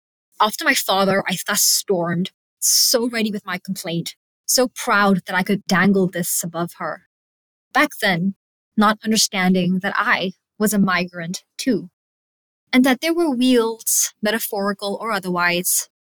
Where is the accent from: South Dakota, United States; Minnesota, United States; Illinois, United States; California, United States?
California, United States; English is a second language; podcast is a candid reflection on discovering my own personal voice, both as a young writer and migrant growing up in California.